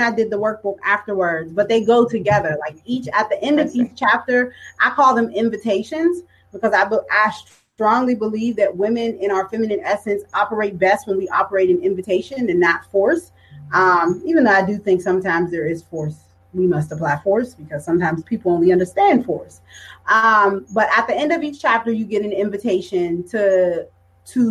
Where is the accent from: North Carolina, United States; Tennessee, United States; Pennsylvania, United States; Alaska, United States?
Pennsylvania, United States; Pittsburgh; growing up in Pittsburgh